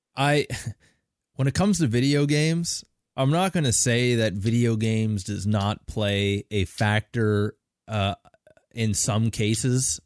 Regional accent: Canada; I'm Canadian as fuck.

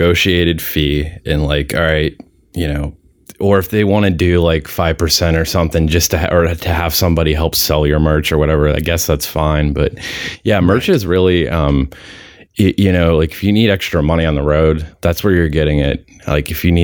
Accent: East Coast, United States; also born or lived in Pittsburgh area; I'm from the East Coast

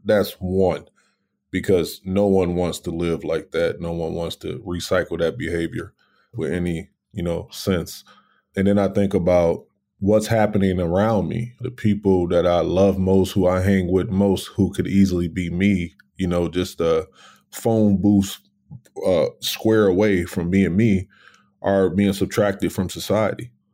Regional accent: Racine, Wisconsin, United States; I'm born and raised in Racine, Wisconsin

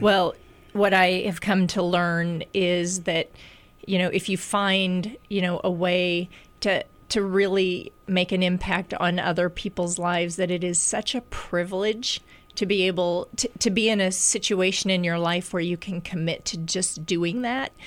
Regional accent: Des Moines, Iowa, United States; moved away; when I came back to Iowa, which I'm from Des Moines

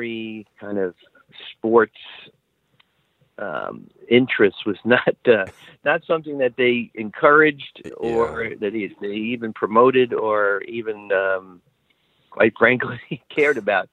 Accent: New York City, New York, United States; moved away; I grew up in Brooklyn, New York

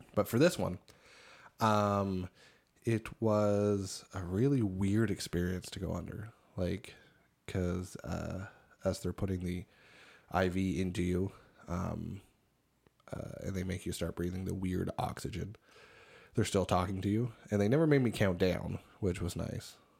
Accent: Cape Breton, Nova Scotia, Canada; moved away; they asked where I was originally from. And I said, Cape Breton

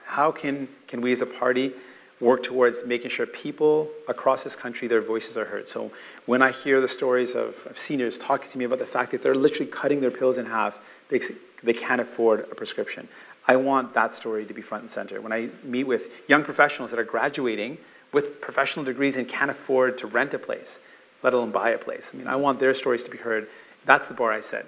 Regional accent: Canada; also born or lived in St. John's, Newfoundland and Labrador, Canada / Windsor, Ontario, Canada / Brampton, Ontario, Canada; I learned how to swim in a park right across from where I grew up in mm. St. John's in Bowring Park

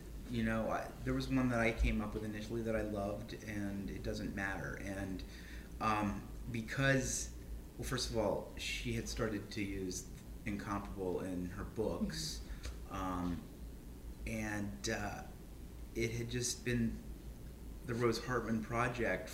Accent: the South, United States; moved away; I grew up in the South

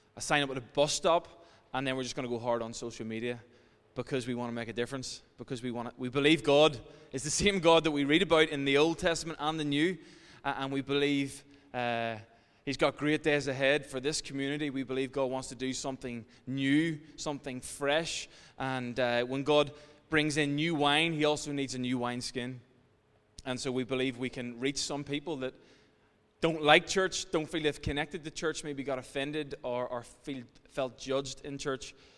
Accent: Ireland; as Irish people

